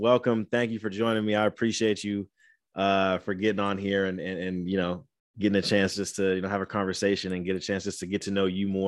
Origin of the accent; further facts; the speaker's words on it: Indiana, United States; moved away as an adult; now in Bay Area, United States; I'm originally from Indiana